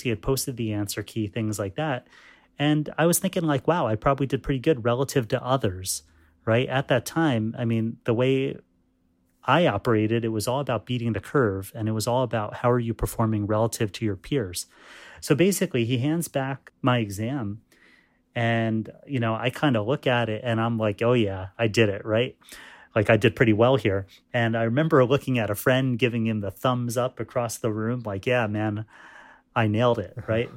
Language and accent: English; New York, United States; my parents came from India, um, and I was born in New York, um, as was my brother